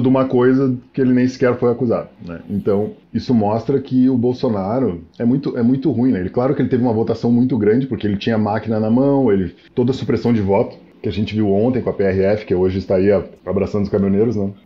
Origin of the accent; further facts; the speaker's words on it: Rio Grande do Sul, Brazil; also born or lived in Niterói; now in São Bernardo do Campo, Brazil; minha terra, Rio Grande do Sul